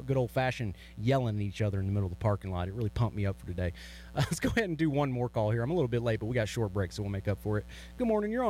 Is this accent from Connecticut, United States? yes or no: no; Kentucky, United States; now in Oklahoma, United States; growing up in Kentucky.